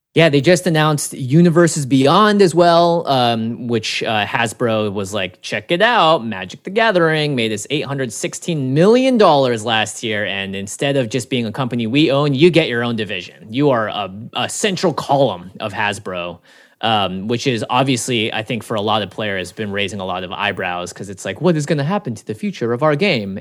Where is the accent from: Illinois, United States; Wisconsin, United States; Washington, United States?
Washington, United States; Seattle; 'cause I grew up in Seattle